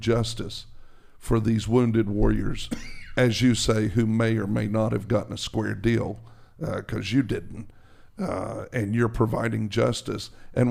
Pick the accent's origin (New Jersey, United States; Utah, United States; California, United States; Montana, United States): New Jersey, United States; I'm from New Jersey, man.